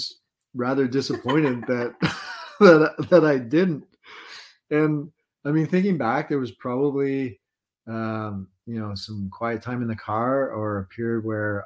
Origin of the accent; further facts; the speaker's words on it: Englehart, Ontario, Canada; moved away; we just came back from a trip up north to my hometown of Englehart